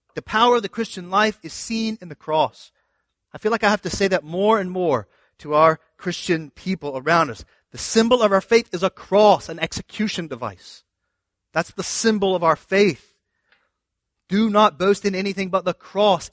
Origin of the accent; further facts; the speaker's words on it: the South, United States; I'm from the South